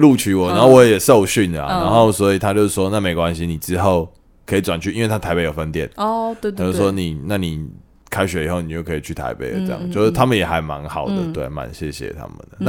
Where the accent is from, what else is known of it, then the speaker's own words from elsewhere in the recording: Taichung, Taiwan; 因为我都傻傻跟人家说我台中人，